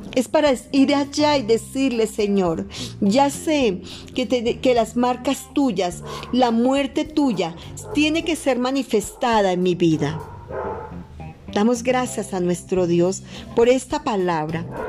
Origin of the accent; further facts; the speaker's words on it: Colombia; also born or lived in Madrid, Cundinamarca; acá en mi país Colombia